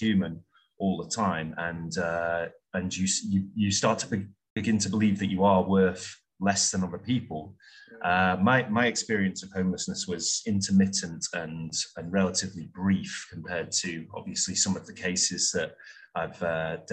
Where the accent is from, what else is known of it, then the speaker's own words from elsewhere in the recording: Stockport, North West England, United Kingdom; moved away; also born or lived in Hanoi / Saigon / Prague / Adelaide; I originally hailed from South Manchester, Stockport